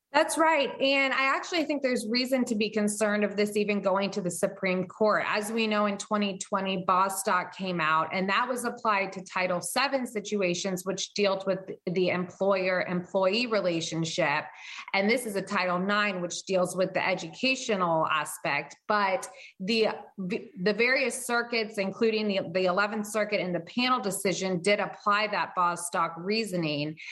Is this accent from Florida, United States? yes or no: yes; Florida, United States; moved away; a public school in Florida, which is my home state.